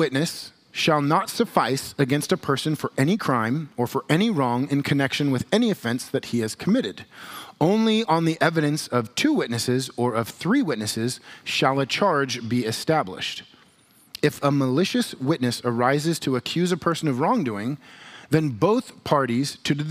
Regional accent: United States; we as American Christians

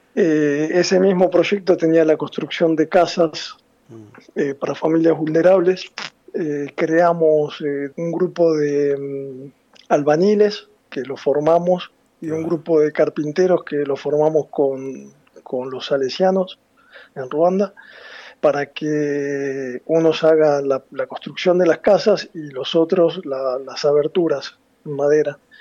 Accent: La Plata, Buenos Aires Province, Argentina; moved away as an adult; now in Milan, Italy; soy platense

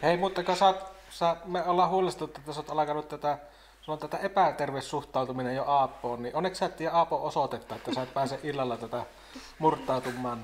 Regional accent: Haapajärvi, North Ostrobothnia, Finland; se niin yhtä paljon määrittää mua se haapajärvisyys kuin joku suomalaisuus

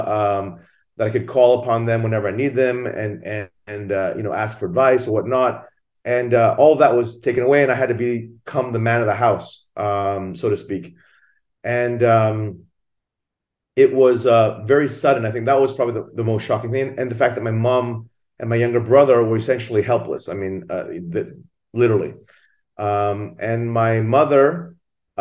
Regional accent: Thailand; now in Singapore; I'm originally from Thailand. My mother is Japanese and my father is Thai. I grew up in Thailand

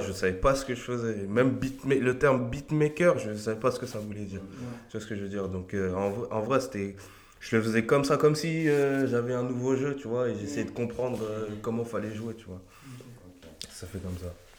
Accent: Argenteuil, Île-de-France, France; also born or lived in La Varenne-Saint-Hilaire, Val-de-Marne; je viens d'Argenteuil, euh, j'y suis resté toute ma vie. Enfin, je suis arrivé, enfin, on est arrivé avec mes parents, j'avais 3 ans

